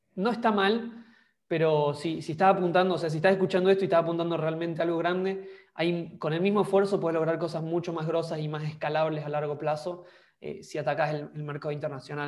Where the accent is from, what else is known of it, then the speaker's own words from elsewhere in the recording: Argentina; moved away as an adult; also born or lived in Denmark; me fui de Argentina en busca de, otros horizontes o, de otras cosas